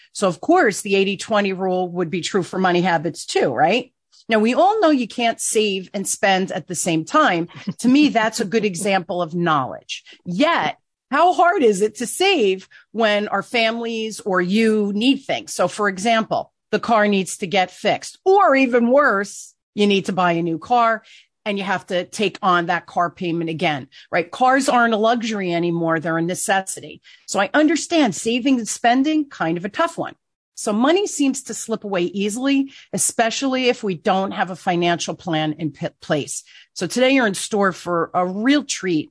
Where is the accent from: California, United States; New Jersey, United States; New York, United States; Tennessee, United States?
New Jersey, United States; Newark; I grew up in Newark, eh, here in New Jersey